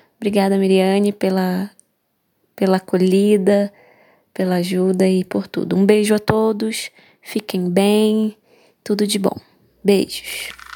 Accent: Manaus, Amazonas, Brazil; sou de Manaus, Amazonas

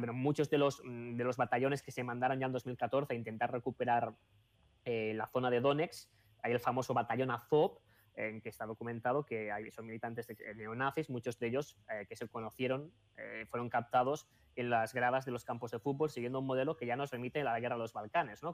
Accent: Sabadell, Catalonia, Spain; yo, que soy catalán

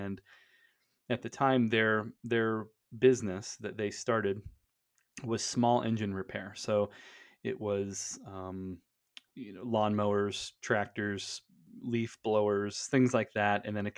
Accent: Pennsylvania, United States; I grew up in Western Pennsylvania, kind of, you know, white trash, redneck capital of the Northeast.

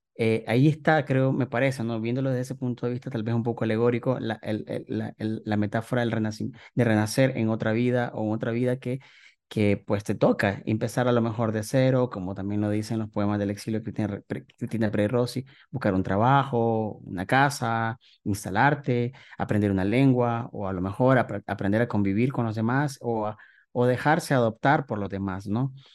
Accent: Nicaragua; moved away as an adult; now in Mexico; llevo cuatro años viviendo aquí en México, yo salí de Nicaragua

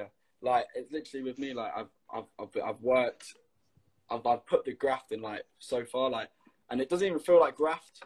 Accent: Leicester, East Midlands, United Kingdom; I'm from Leicester

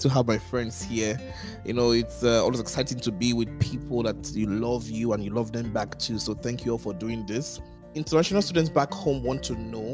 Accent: Sapele, Delta, Nigeria; now in United States; when I came from Sapele, my very small town, I landed in Boston.

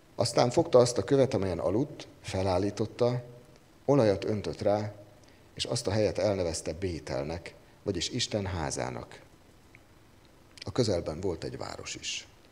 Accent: Kecskemét, Bács-Kiskun, Hungary; Ahogy én fölnőttem Kecskeméten

